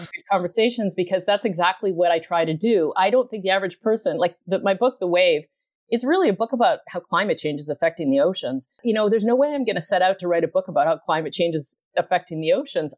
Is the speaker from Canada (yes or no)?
yes; Canada; moved away; I grew up in Canada, not ocean territory